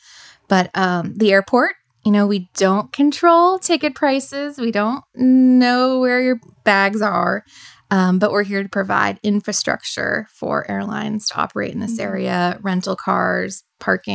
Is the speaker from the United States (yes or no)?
yes; Boston, Massachusetts, United States; also born or lived in Northern Virginia; now in Roanoke, United States; I'm originally from Boston, Massachusetts